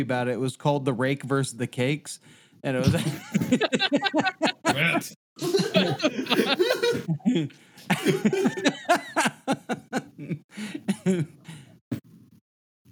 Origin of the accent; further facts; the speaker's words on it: United States; an American young child and growing up in a Catholic neighborhood